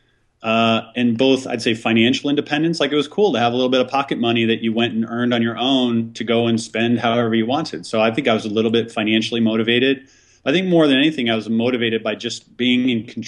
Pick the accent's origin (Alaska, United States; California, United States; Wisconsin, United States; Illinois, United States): Illinois, United States; Lake Michigan outside Chicago; we grew up on Lake Michigan outside Chicago.